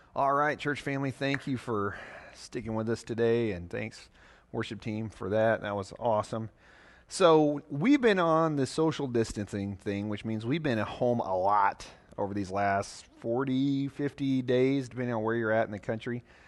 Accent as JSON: {"language": "English", "region": "Southeast Missouri", "country": "United States", "moved": "yes", "lives_now": "Nebraska, United States", "said": "I'm from Missouri, Southeast Missouri, to be exact, down by the Mississippi River, the part of Missouri that sticks down into Arkansas called the Boot Hill"}